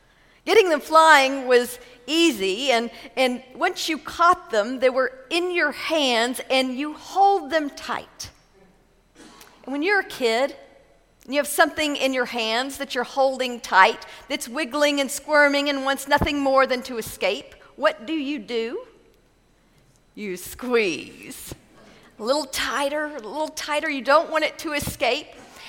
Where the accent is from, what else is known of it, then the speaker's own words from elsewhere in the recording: Texas, United States; Growing up in West Texas, we loved going to the lake in the summer.